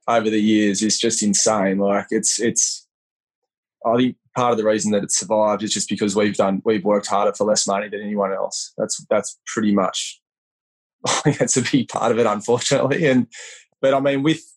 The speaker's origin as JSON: {"language": "English", "town": "Leeton", "region": "New South Wales", "country": "Australia", "tie": "born or raised there", "also_born_or_lived": "Wagga Wagga / Canberra", "moved": "as an adult", "lives_now": "Sydney, Australia", "said": "I was born in Waugh. I'm in southwest New South Wales and grew up in Leeton."}